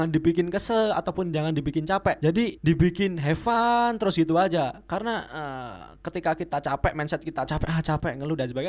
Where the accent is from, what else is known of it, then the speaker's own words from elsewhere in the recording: Java, Indonesia; accent: medok Javanese; Karena medok karena Anda orang Jawa gitu. Karena kita kita orang Jawa. Medok banget.